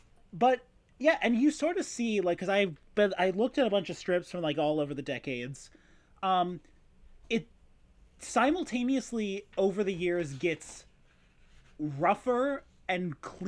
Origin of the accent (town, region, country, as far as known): Saint Paul, Minnesota, United States; born or raised there